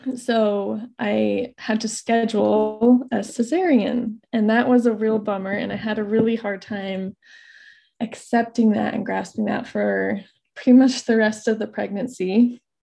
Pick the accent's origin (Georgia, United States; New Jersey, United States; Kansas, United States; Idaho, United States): Idaho, United States; I'm from Idaho. I currently live in North Idaho.